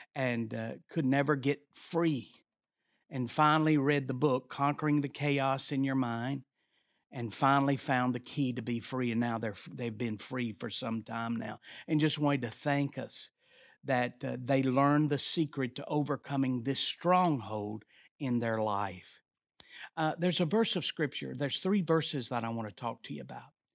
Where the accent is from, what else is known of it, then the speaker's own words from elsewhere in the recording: the South, United States; We're from the South